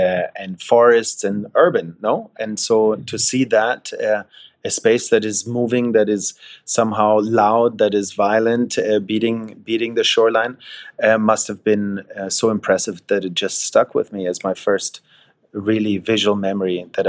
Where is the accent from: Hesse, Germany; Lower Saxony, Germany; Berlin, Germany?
Hesse, Germany; Wiesbaden; growing up in Germany, in central Germany, close to Frankfurt, in a place called Wiesbaden, to a German father and a Scottish mother.